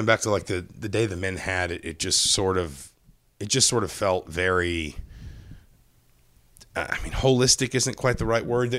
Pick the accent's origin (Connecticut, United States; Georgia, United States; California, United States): Georgia, United States; Atlanta; moved away; I grew up in Atlanta.